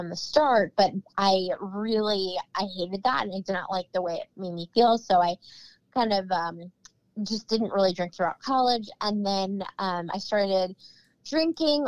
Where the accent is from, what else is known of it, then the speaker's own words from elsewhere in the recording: Cleveland, Ohio, United States; moved away as an adult; now in Chesapeake, United States; I'm originally from Cleveland, Ohio, but my husband is in the Navy. So we are stationed here